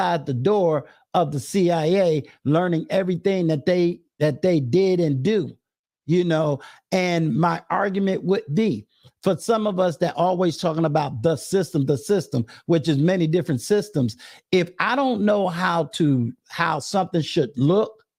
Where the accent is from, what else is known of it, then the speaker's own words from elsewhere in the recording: Virginia, United States; HBCU that's right here in my home state